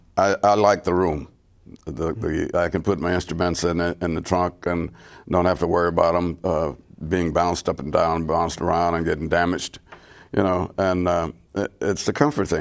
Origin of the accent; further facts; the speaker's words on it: Florida, United States; moved away; Florida. That's where I'm from. I'm from Florida